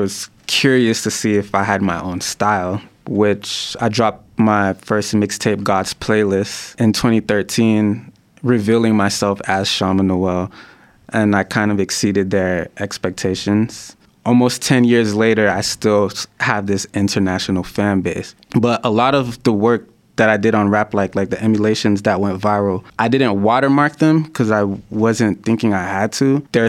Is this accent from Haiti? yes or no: yes; Haiti; My parents are, I'm originally from Haiti. My parents are Haitian, they're Christian.